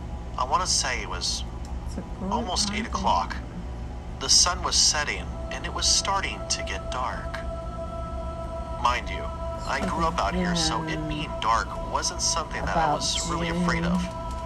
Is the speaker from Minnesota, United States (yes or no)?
no; Dallas-Fort Worth, Texas, United States; now in Orange, United States; I grew up in the Dallas-Fort Worth area, which is, again, very green, but not really swampy like it is down here.